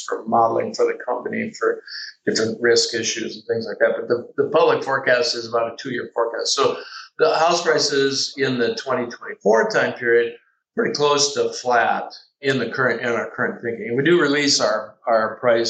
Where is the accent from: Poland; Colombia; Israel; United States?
United States; Midwest; I'm from the Midwest